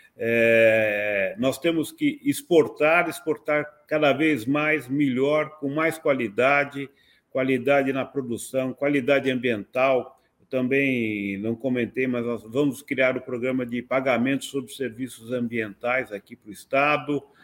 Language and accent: Portuguese; São Paulo, Brazil; eu sempre morei em São Paulo